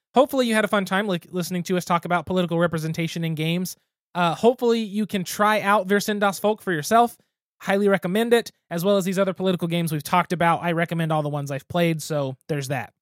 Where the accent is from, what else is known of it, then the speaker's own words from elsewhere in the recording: Geary, Oklahoma, United States; my hometown with my mom working in the school system